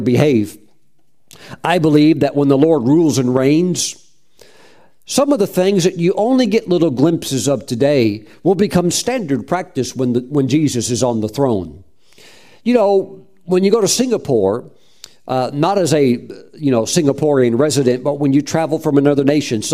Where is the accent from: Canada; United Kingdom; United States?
United States; North Carolina; I'm from North Carolina